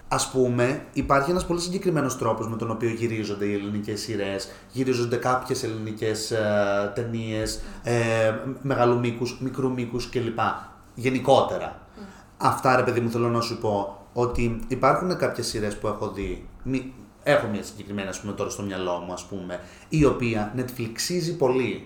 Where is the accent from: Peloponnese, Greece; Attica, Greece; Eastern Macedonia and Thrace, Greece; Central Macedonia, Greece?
Eastern Macedonia and Thrace, Greece; Alexandroupolis; είμαι από Αλεξανδρούπολη και μένω στην Αλεξανδρούπολη